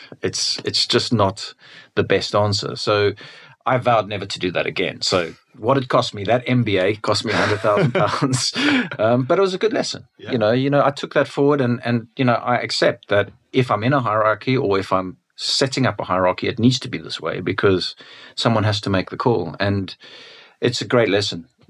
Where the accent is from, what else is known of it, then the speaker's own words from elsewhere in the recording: South Africa; I'm a South African